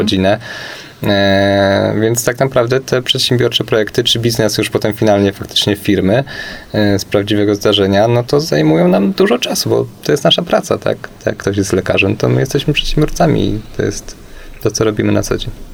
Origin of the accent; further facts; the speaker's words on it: Kielce, Świętokrzyskie Voivodeship, Poland; znamy się z Kielc, ponieważ y, pochodzimy w trójkę właśnie z tego miasta